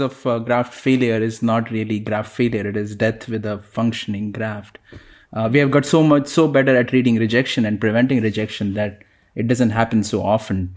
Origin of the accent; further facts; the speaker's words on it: Mumbai, Maharashtra, India; moved away; growing up in Mumbai